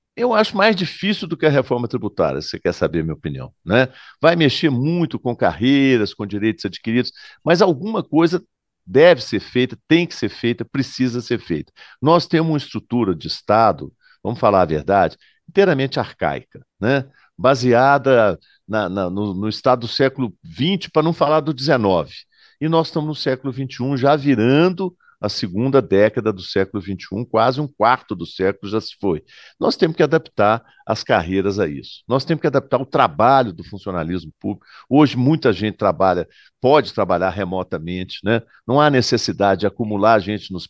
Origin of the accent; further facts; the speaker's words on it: Minas Gerais, Brazil; Eu, como mineiro